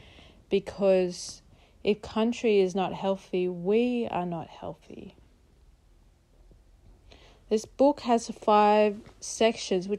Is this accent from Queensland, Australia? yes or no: yes; Mununjali, Yugambeh, Queensland, Australia; now in Brisbane, Australia; I'm Mununjali from the Yugambeh language group, which for those of you who don't know, is the Logan, Gold Coast and scenic rim region of southeast Queensland.